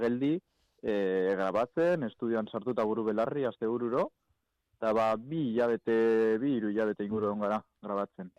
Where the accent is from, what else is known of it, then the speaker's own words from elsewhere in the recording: Gernika, Basque Country, Spain; gure herrian jo gendula, gernikago jaietan